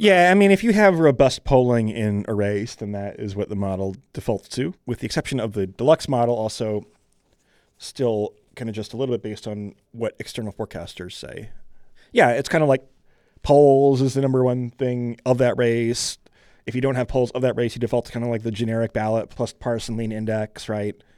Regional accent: Michigan, United States; I grew up in Michigan

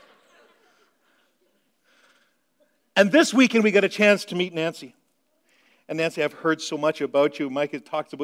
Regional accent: Meaford, Ontario, Canada; moved away; I grew up in Meaford, Ontario, in the northern part of Ontario

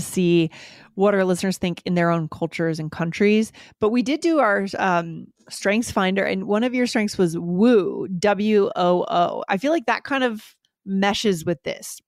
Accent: United States; we're both coming from American culture

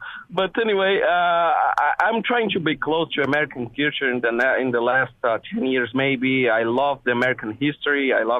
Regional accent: Brazil; I'm here from Brazil.

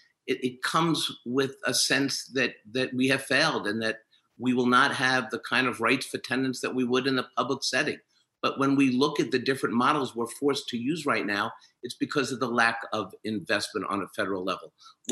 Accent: New York City, New York, United States; growing up in Washington Heights, not far from Dyckman Houses

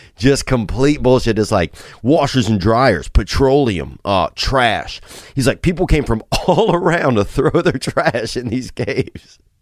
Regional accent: Louisiana, United States; growing up in Louisiana

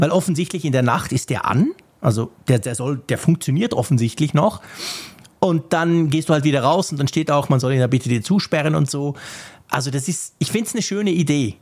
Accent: Switzerland; ich bin Schweizer

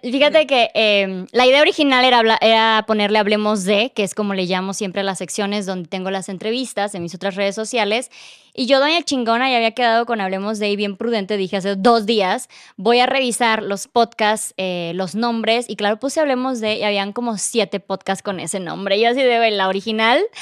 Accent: Tuxtla Gutiérrez, Chiapas, Mexico; moved away; Yo, no, Tuxla

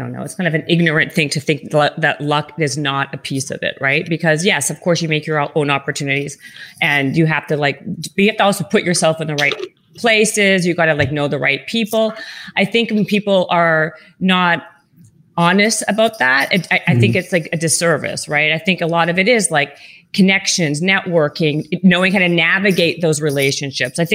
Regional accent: Winnipeg, Manitoba, Canada; moved away as an adult; also born or lived in Toronto; now in Los Angeles, United States; I'm from Winnipeg originally

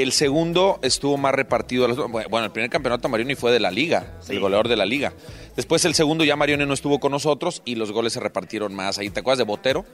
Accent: León, Guanajuato, Mexico; yo soy de León, Guanajuato

